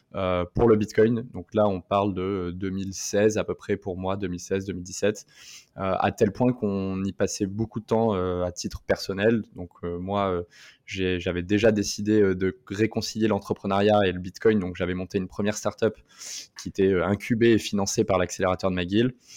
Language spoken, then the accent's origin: French; France; moved away as an adult; also born or lived in Montreal, Canada; je suis français à la base